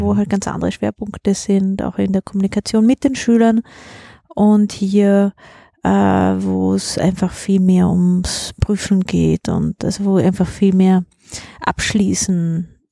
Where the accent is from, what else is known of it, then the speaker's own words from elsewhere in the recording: Kaltern, Trentino-Alto Adige, Italy; moved away as an adult; now in Vienna, Austria; Ich bin aus Südtirol